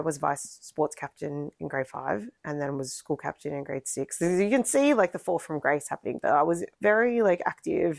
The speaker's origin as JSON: {"language": "English", "town": "Melbourne", "region": "Victoria", "country": "Australia", "tie": "born or raised there", "also_born_or_lived": "Carlton, Melbourne", "said": "I grew up in Richmond for my formative years, like in Burnley."}